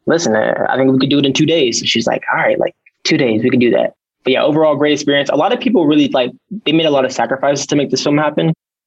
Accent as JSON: {"language": "English", "region": "Ohio", "country": "United States", "moved": "as an adult", "lives_now": "Utah, United States", "said": "I was actually back in Ohio because I'm from Ohio"}